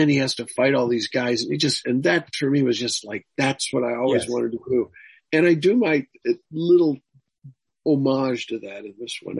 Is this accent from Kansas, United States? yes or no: no; Cedar Rapids, Iowa, United States; I grew up in Cedar Rapids, Iowa